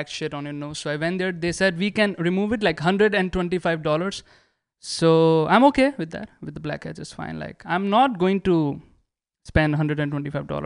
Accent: India; moved away; I'm an Indian.

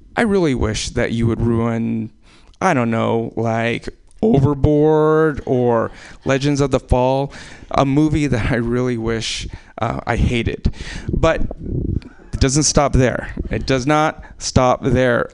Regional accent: Anchorage, Alaska, United States; I was born in Alaska

